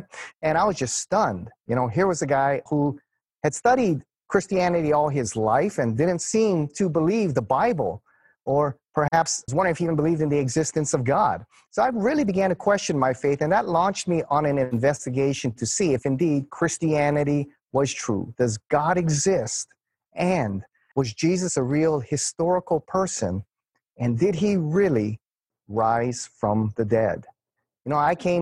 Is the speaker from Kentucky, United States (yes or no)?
no; Hawaii, United States; growing up here in Hawaii